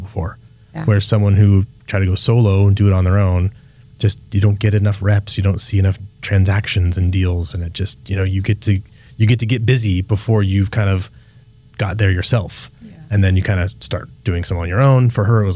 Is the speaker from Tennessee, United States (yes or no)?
no; Petaluma, California, United States; When I was a kid, I grew up here in Petaluma